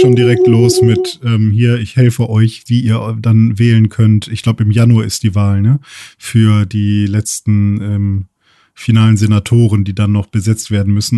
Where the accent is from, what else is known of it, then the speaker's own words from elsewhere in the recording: Germany; bei uns in Deutschland